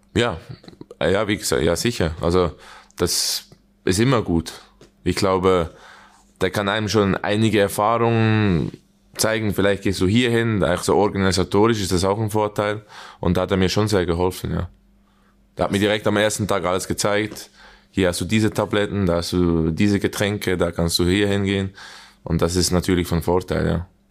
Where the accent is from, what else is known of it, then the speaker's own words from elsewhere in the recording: Switzerland; accent: Swiss German; moved away as an adult; now in Gelsenkirchen, Germany; wir reden ab und zu zusammen Schweizerdeutsch